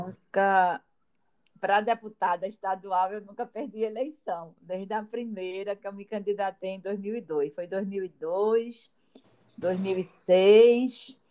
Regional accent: Olinda, Pernambuco, Brazil; also born or lived in Recife; Quando eu nasci, apesar de ter nascido no Recife, já morava em Olinda, meus pais já moravam em Olinda, e foi em Olinda que eu me criei.

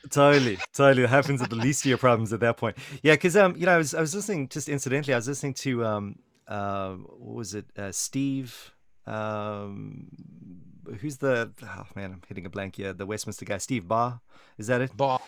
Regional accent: South Africa; I'm from South Africa

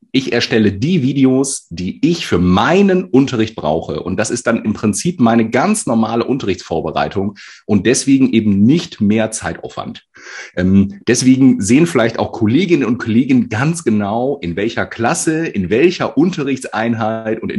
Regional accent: Northern Germany, Germany; Norddeutscher. Karneval

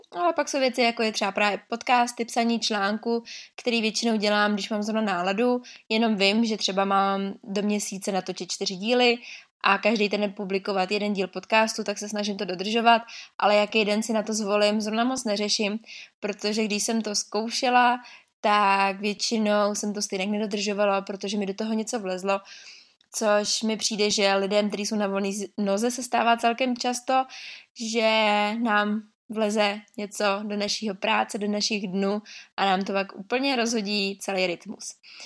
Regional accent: Liberec, Liberec Region, Czechia; jsem z Liberce

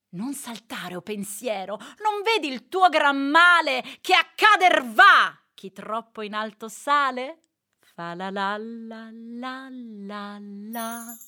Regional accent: Veneto, Italy; also born or lived in Rome; io so veneta, nata a Roma con madre siciliana

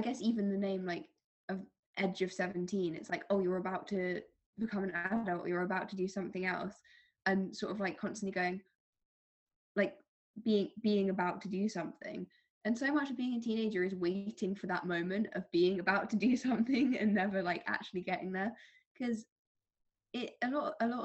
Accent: London, United Kingdom; I am from London

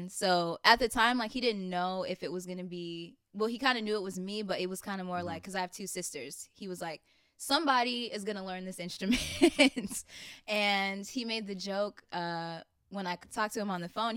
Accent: Chicago, Illinois, United States; now in Atlanta, United States; I'm from Chicago originally

